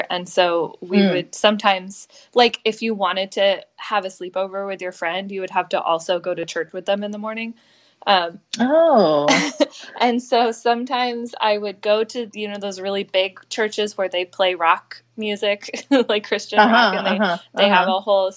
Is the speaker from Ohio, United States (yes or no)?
no; Arizona, United States; moved away; I grew up in Arizona